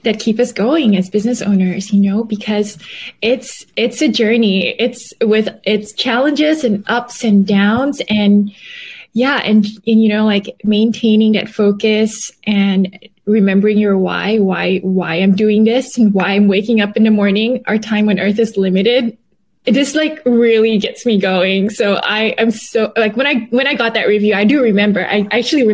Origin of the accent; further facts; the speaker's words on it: Malaysia; moved away as an adult; also born or lived in Canada / United States; I was born and raised in Malaysia